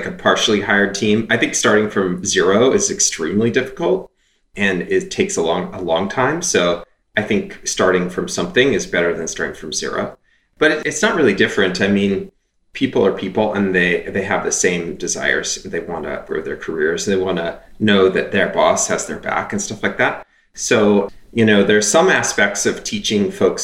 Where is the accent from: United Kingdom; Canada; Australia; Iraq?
Canada; moved away; I'm Canadian. I grew up in Canada